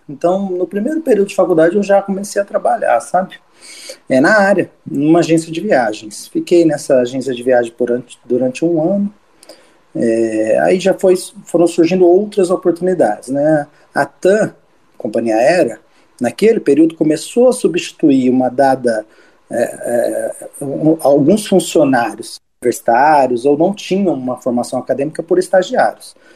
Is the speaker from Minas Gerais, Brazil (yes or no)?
no; São Paulo, Brazil; eu sou de São Paulo